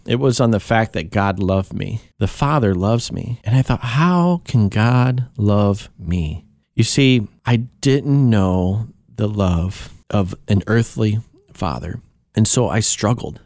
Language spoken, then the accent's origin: English; Kankakee, Illinois, United States; born or raised there; also born or lived in Tennessee